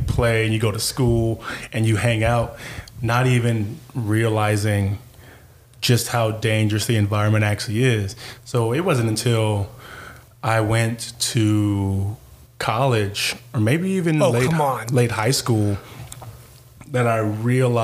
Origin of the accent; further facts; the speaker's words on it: Compton, California, United States; moved away; I was on the south side of Compton, so I was right by Compton College